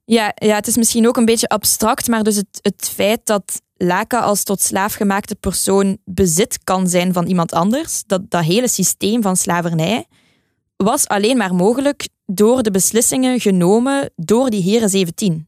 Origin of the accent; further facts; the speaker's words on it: Belgium; als Belg sprekende